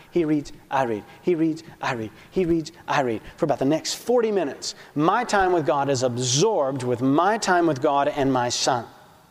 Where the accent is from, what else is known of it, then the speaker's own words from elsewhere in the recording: Alabama, United States; accent: Alabama; I'm from Alabama. It's a great accent.